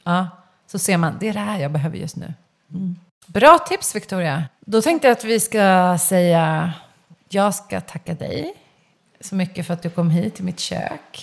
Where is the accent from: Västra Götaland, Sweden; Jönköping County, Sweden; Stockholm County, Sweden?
Stockholm County, Sweden; Stockholm; also born or lived in Kungsholmen / Solna / Spain / Södermalm; jag är uppvuxen i Kista, jag har gått i Tensta gymnasium